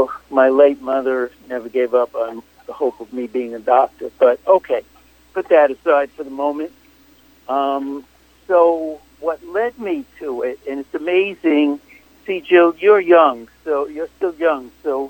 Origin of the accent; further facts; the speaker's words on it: New York City, New York, United States; born and raised in Brooklyn.